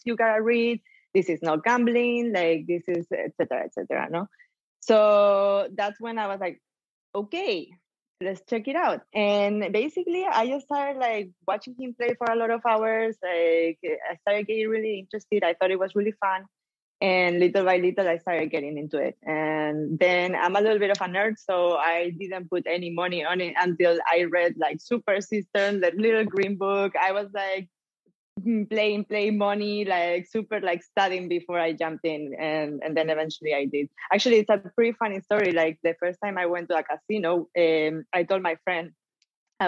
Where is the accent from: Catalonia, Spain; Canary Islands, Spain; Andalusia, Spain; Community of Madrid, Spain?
Andalusia, Spain; Malaga; English is a second language; moved away as an adult; also born or lived in Washington, D.C.; I'm from Spain. I'm from Malaga